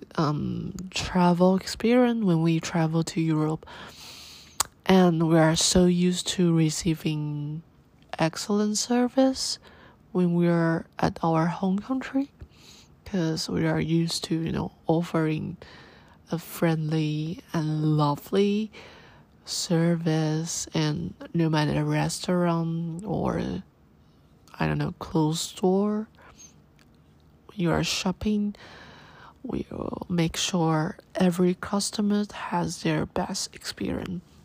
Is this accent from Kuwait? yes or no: no; Taiwan; I told her I'm from Taiwan and I speak Chinese